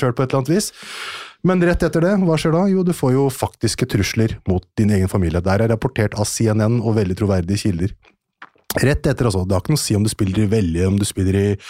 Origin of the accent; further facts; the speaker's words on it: Norway; also born or lived in Iran (ancestry); Jeg er en norsk journalist med iransk avstamning